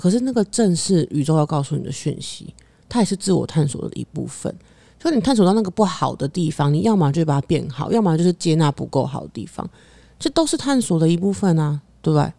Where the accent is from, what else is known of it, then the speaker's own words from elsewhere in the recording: Taiwan; 我出生在台湾亚这个洲，亚洲这个地方